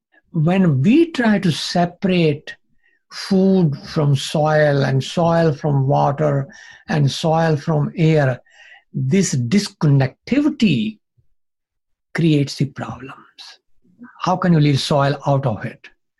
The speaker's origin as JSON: {"language": "English", "region": "Punjab", "country": "India", "tie": "born or raised there", "said": "You know, I grew up in Punjab, even the Pakistan side of Punjab."}